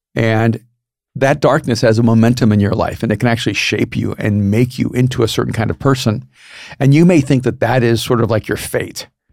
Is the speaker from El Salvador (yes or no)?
yes; El Salvador; moved away; I'm from El Salvador